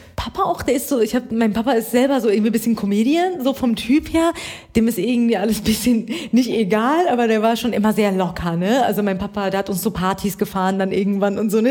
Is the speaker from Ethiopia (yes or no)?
no; Iran; now in Germany